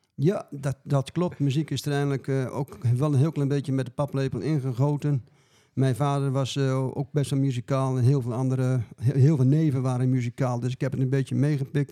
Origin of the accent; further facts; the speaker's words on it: Dronten, Flevoland, Netherlands; ik kom uit Dronten en ik ben een begeleider